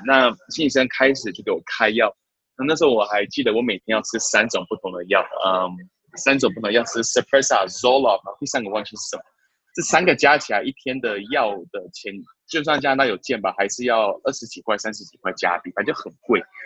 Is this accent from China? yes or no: no; Taiwan; moved away; also born or lived in Canada; 我其实小时候住台湾嘛